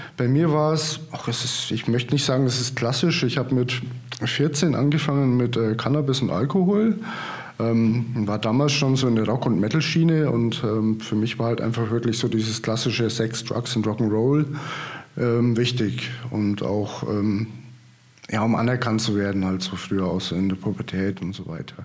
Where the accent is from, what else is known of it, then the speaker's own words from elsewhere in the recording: Marktredwitz, Bavaria, Germany; also born or lived in Würzburg; now in Potsdam, Germany; bin aber auch gebürtiger Oberfranke, also 30 Kilometer südlich von Hof ähm, mhm. aus Marktredwitz. Geboren und aufgewachsen